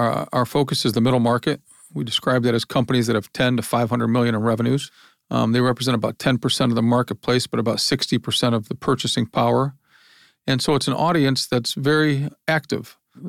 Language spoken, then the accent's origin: English; Lorain, Ohio, United States; born there; I was born in Lorain, Ohio, industrial town.